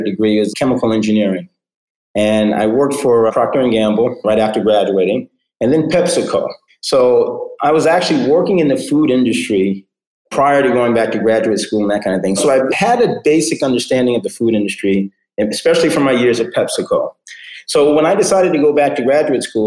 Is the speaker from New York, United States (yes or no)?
yes; New York City, New York, United States; now in Fort Lauderdale, United States; I grew up in New York City, the New York City area